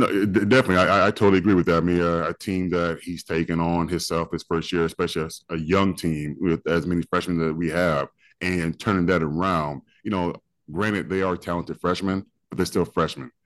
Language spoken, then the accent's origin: English; Oklahoma, United States; moved away; I grew up in Oklahoma